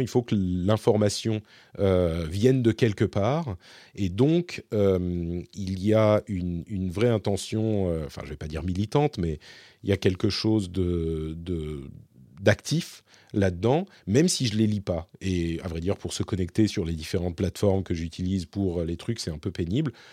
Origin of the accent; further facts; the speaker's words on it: Paris, Île-de-France, France; moved away as an adult; now in Finland; je suis français, je suis parisien, je vis ici en Finlande